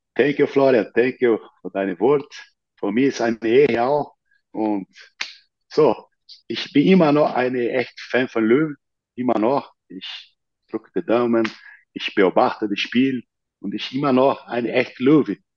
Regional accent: near São Paulo, Brazil; German is a second language; moved away as an adult; also born or lived in Rio de Janeiro, Brazil / Munich, Germany; now in United States; in der Nähe von São Paulo, wo ich geboren bin

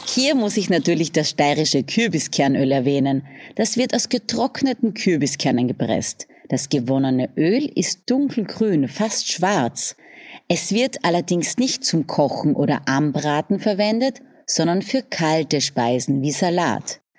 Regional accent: Styria, Austria; accent: South Styrian; first language South Styrian dialect; In der Steiermark bin ich geboren und aufgewachsen

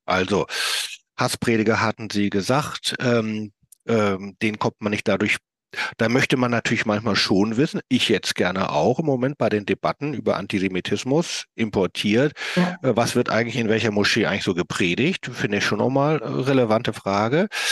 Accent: Hamburg, Germany; ich komme ja aus Hamburg

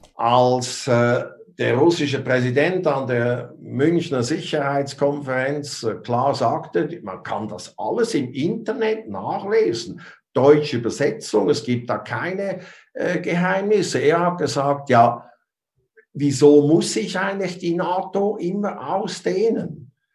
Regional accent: Switzerland; ich bin Schweizer.

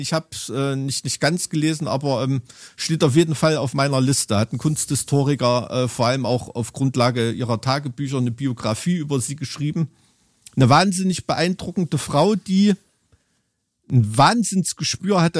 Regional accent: Germany; sind wir als Deutsche

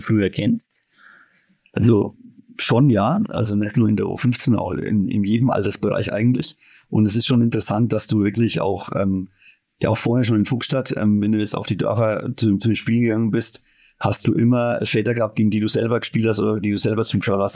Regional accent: Eltingshausen, Bavaria, Germany; now in Elfershausen, Germany; weil es mein Heimatort ist

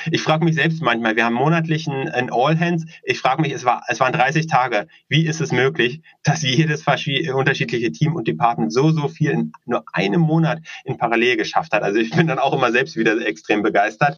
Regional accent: Berlin, Germany; Wir sind gebürtige Berliner, leben auch hier in Berlin, einige der wenigen

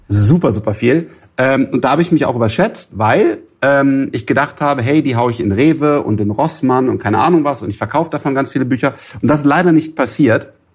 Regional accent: Germany; als Deutscher

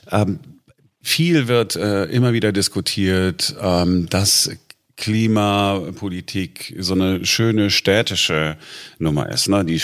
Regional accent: Duisburg, North Rhine-Westphalia, Germany; Wenn ich, ich bin in Duisburg groß geworden und wenn ich da jetzt mal zu Besuch bin

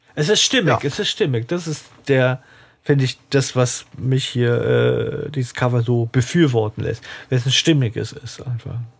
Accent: Southern Germany, Germany; moved away; ich komme ja ursprünglich aus Süddeutschland

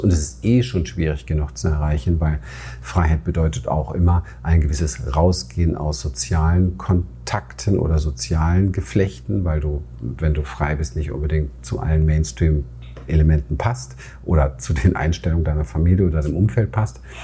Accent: Berlin, Germany; Ich bin in Berlin aufgewachsen, im Hinterhof aufgewachsen

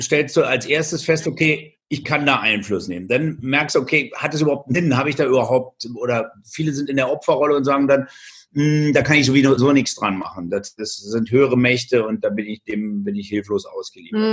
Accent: Germany; bei uns in Deutschland

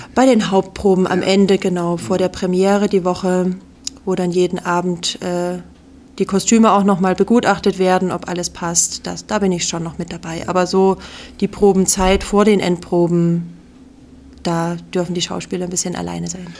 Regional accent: Radebeul, Saxony, Germany; moved away as an adult; now in Memmingen, Germany; ich komme ursprünglich aus Radebeul bei Dresden.

